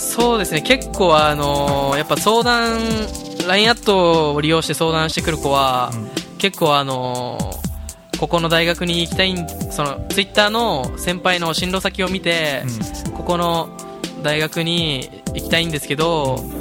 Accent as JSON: {"language": "Japanese", "region": "Okinawa", "country": "Japan", "tie": "born or raised there", "said": "ずっと沖縄出身沖縄出身でずっと沖縄で育って"}